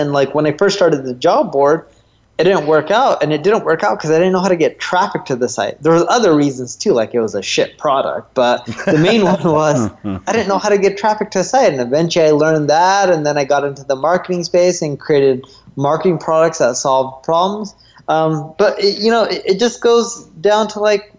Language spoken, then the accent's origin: English; Orange County, California, United States; I grew up in Orange County, California, North Orange County